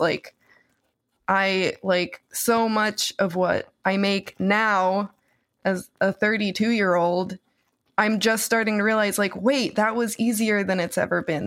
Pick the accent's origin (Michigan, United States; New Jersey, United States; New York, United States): New Jersey, United States; my New Jersey public school